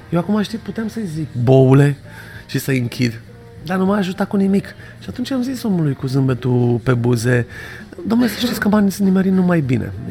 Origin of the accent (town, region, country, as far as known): Romania